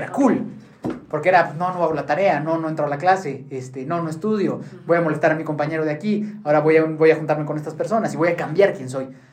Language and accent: Spanish; Mexico City, Mexico; yo nací en la Ciudad de México con una familia pues muy convencional